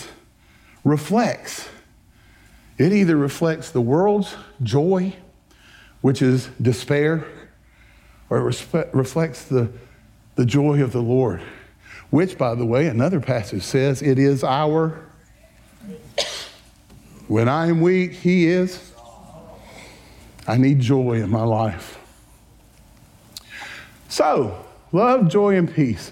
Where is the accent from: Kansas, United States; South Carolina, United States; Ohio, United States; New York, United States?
South Carolina, United States; Berea; moved away as an adult; also born or lived in Florida; I'm formerly from Greenville, South Carolina, a little town called Berea. At the time when I left in 1985 to go to Florida to Bible school